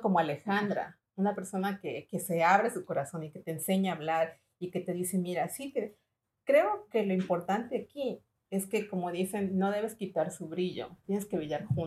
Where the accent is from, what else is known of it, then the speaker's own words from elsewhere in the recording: Ecuador; now in United States; yo nací en Ecuador. Yo trabajé desde los 17 años y siempre comencé en flores.